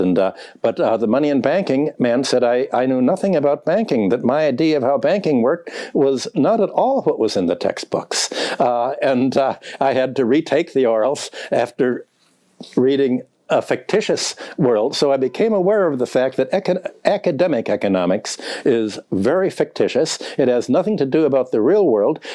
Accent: Chicago, Illinois, United States; also born or lived in Minneapolis; when I grew up in Chicago

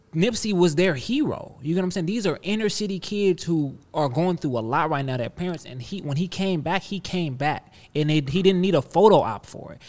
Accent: Compton, California, United States; and I'm from Compton

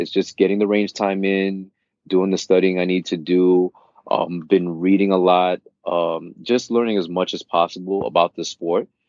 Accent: New York City, New York, United States; also born or lived in Queens; I am a New Yorker, born and raised, born and raised in Brooklyn, currently residing in Queens

